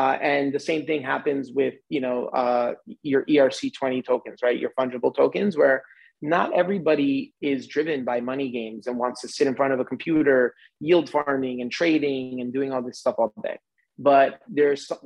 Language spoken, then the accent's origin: English; a suburb outside of New York City, United States; moved away; also born or lived in Manhattan, New York; I grew up in a suburb outside of New York City